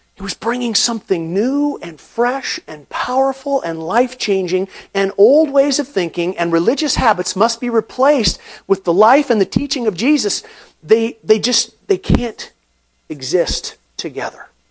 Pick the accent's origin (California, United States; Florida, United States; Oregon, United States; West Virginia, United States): Oregon, United States; Portland; growing up in Portland